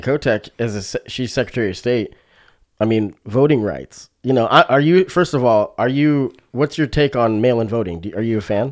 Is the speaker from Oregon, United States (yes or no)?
yes; Springfield, Oregon, United States; this is my hometown, you know, it's, it's Springfield, Oregon. So I've lived in Springfield, Oregon. I moved here when I was eleven